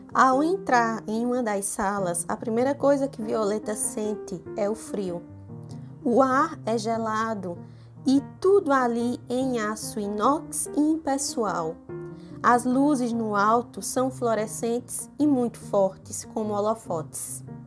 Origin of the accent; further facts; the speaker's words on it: Pernambuco, Brazil; accent: Pernambuco; Eu sei que eu também tenho sotaque. Sotaque de Pernambuco também é forte, bem arrastado